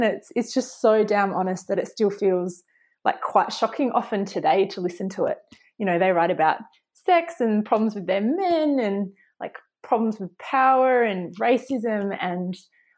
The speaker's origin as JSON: {"language": "English", "country": "Australia", "tie": "born or raised there", "said": "growing up in Australia"}